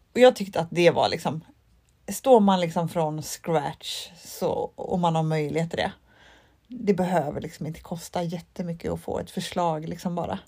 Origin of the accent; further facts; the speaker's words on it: Mölnlycke, Västra Götaland, Sweden; Mölnlycke där jag är ifrån